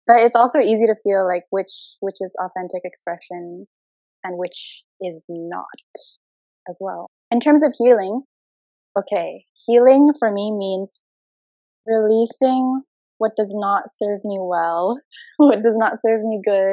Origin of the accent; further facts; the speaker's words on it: Jakarta, Indonesia; I'm half Indonesian. I'm half American. I was born and raised in Jakarta